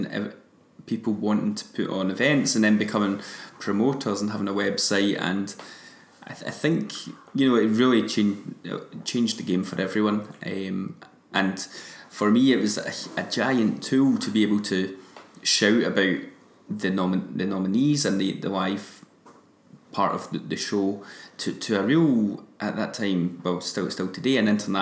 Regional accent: Kilmarnock, Scotland, United Kingdom; my hometown in Kilmarnock

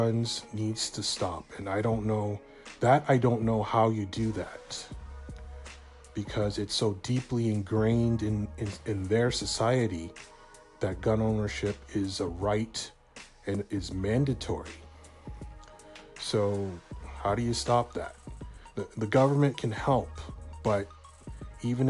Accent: Canada; I'm a Canadian

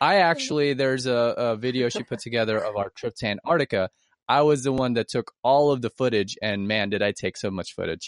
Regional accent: Philippines; now in United States; I'm Filipino

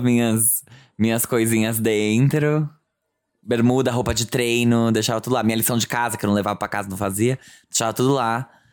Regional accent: São Bernardo do Campo, São Paulo, Brazil; morei durante a minha infância em São Bernardo

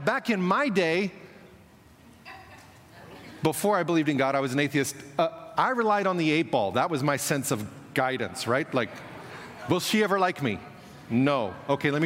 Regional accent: Kansas, United States; moved away as an adult; now in Moscow, Russia; I was born in Kansas, but 29 years ago moved on to the mission field and have been there ever since.

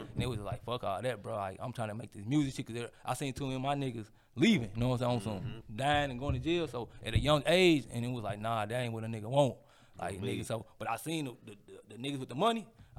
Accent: St. Louis, Missouri, United States; I'm from the north side, bro. So at the end of the day, I'm still a St. Louis nigga, bro.

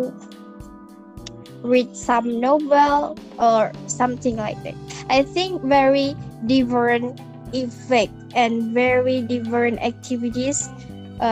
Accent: Tuban, East Java, Indonesia; I'm from Tuban.

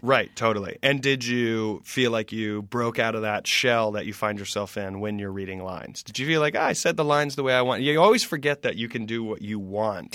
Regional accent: the South, United States; growing up in the South

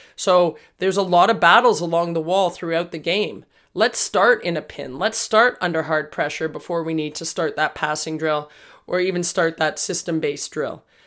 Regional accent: Toronto, Ontario, Canada; We're from Toronto

